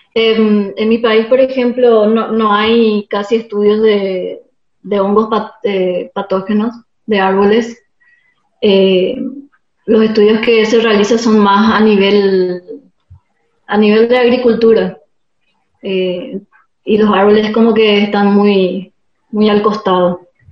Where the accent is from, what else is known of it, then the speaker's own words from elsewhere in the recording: Paraguay; now in Argentina; mi país en Paraguay